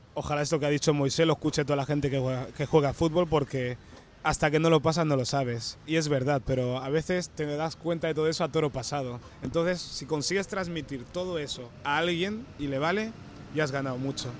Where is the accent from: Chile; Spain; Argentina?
Spain; Barcelona, Catalonia; also born or lived in Equatorial Guinea / Canary Islands; vivimos en Canarias a los 9 años que vine a Barcelona